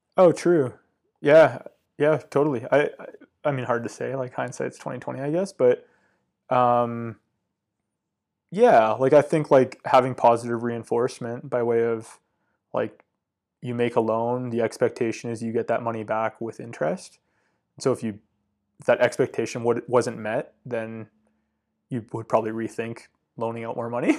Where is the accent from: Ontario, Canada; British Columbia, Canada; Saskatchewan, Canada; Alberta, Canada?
British Columbia, Canada; Comox; growing up on Vancouver Island, uh, Comox is, like, a really cool town